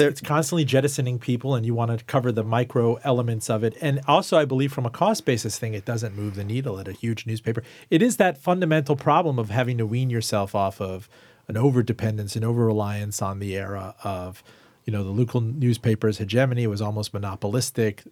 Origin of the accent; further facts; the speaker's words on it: Miami, Florida, United States; also born or lived in Iran; now in Richmond, United States; I grew up in Miami and I grew up worshiping Publix